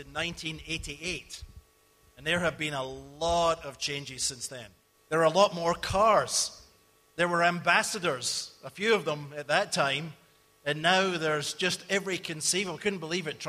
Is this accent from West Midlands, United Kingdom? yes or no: no; Scotland, United Kingdom; I grew up in Scotland